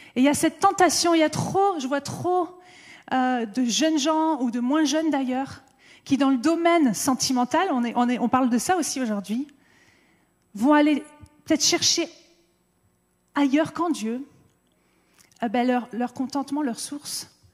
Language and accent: French; France; en tant que Français